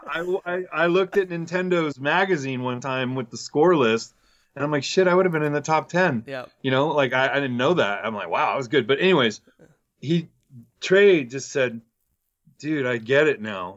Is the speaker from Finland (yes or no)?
no; Chino, California, United States; I came from Chino